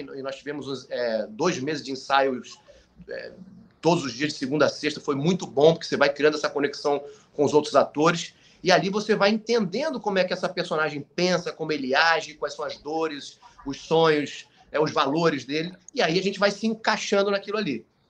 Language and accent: Portuguese; Manaus, Amazonas, Brazil; quando eu era pequeno em Manaus